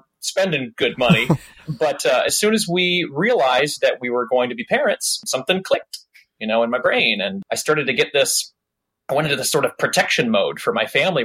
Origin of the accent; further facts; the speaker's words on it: suburb of Detroit, Michigan, United States; I grew up just outside of Detroit in a nice suburb.